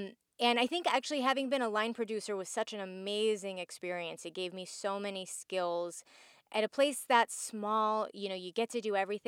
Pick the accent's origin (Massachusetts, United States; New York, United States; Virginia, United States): Virginia, United States; Virginia Beach; also born or lived in Cleveland; I was born and partly raised in Virginia Beach, Virginia. And I ended up moving to Cleveland, Ohio for